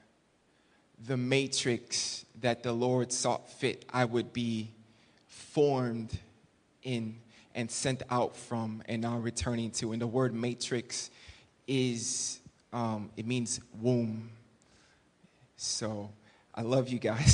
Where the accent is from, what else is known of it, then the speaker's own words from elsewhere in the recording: Chicago, Illinois, United States; moved away as an adult; now in Thailand; I grew up here in Chicago in the inner city.